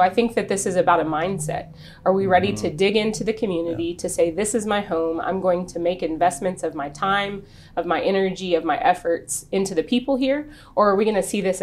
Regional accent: Midland, Texas, United States; this is my hometown. I love Midland.

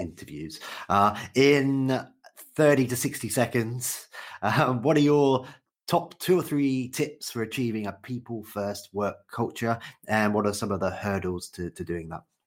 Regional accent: United Kingdom; as a Brit

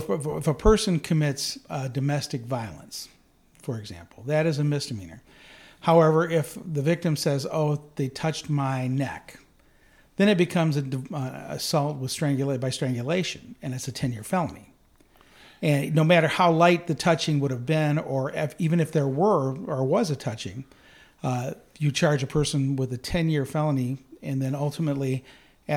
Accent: Detroit, Michigan, United States; moved away as an adult; also born or lived in Tennessee; now in Allegan, United States; I grew up in Detroit, which is where I was born and raised

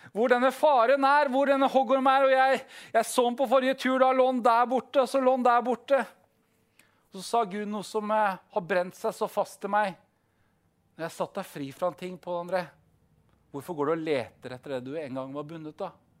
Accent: Southern Norway, Norway; Vi er jo søringer

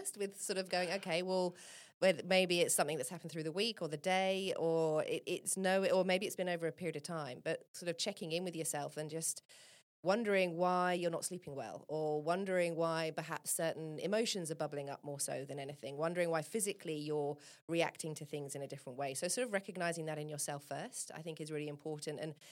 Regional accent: England, United Kingdom; I'm from England

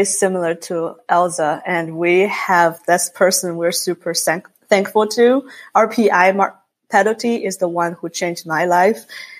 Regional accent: China; now in Minnesota, United States; I was born and raised in China. I was trained both in Chinese traditional music and Western classical music.

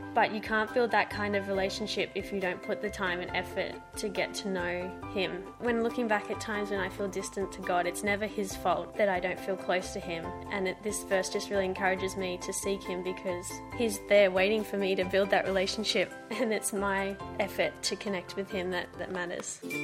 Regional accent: Gold Coast, Queensland, Australia; we grew up here on the Gold Coast.

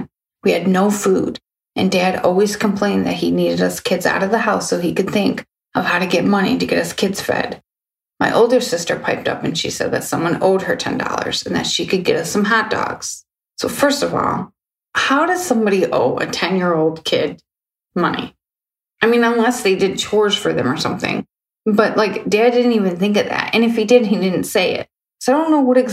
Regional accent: Ferndale, Michigan, United States; also born or lived in Hazel Park, Michigan; I grew up in Ferndale, Michigan, and we moved to the neighboring city as well, Hazer Park

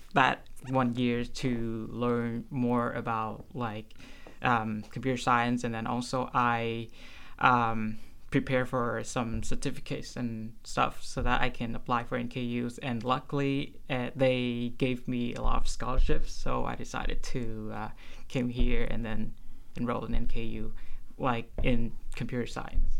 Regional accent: Vietnam; moved away as an adult; I'm not originally from here, to be honest. Like, I'm from Vietnam, and I'm an international student.

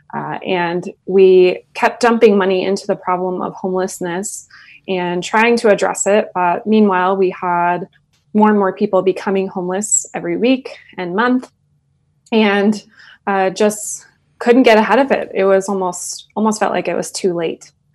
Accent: Middleton, Idaho, United States; I grew up in Middleton, Idaho

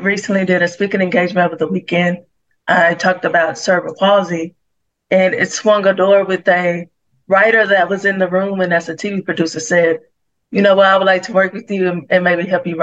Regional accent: Waco, Texas, United States; moved away; also born or lived in Dallas, Texas; I'm from Waco, Texas.

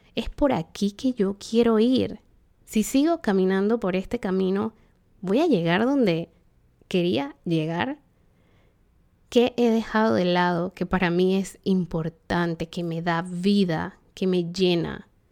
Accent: Panama; en Panamá, país de donde soy

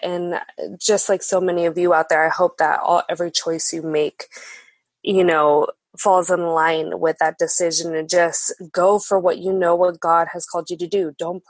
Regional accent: Mukilteo, Washington, United States; also born or lived in Seattle; I'm actually a local here to the Seattle region. I was born and raised here in Seattle. I grew up in a town called Mukilteo up north with both my parents

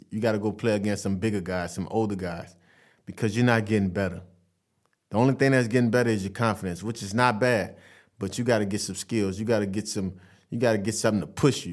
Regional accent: Vassar, Louisiana, United States; I'm from Vassar, Louisiana.

